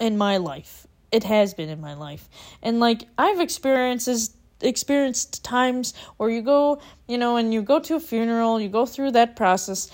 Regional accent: Minneapolis, Minnesota, United States; now in Arizona, United States; I'm from Minneapolis, and I moved to Arizona

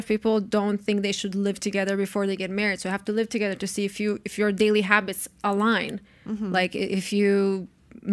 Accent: Croatia; And also because I'm from Croatia, obviously. We still didn't go to Croatia together. I want him to meet my family.

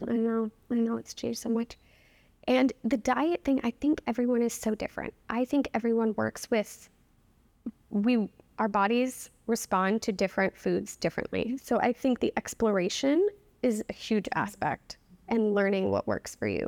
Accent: New Orleans, Louisiana, United States; also born or lived in New York; now in Boston, United States; I'm from New Orleans

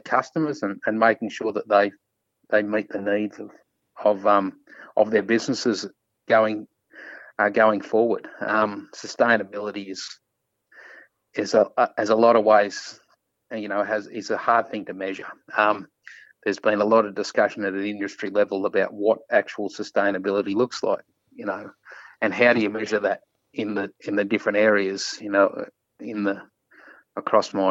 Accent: South Gippsland, Victoria, Australia; moved away; I grew up in South Gippsland, 150 k's from Melbourne

